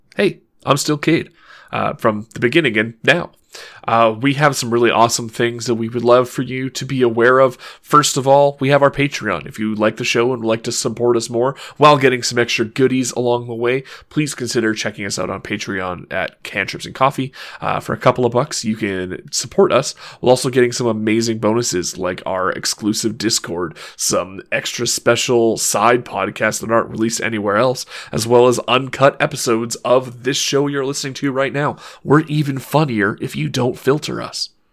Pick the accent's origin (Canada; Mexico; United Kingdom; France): Canada; we're Canadian